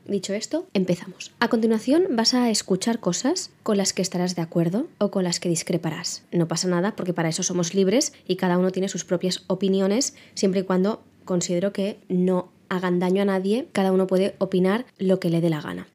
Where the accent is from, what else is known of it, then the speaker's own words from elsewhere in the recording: Spain; also born or lived in London; hablo de ser español porque es lo que soy yo